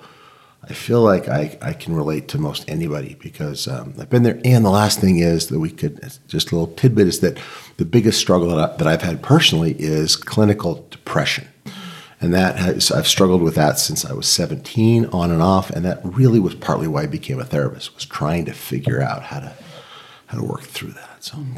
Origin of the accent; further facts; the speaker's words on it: Boston, Massachusetts, United States; also born or lived in Utah; I grew up LDS in Boston and then in Utah.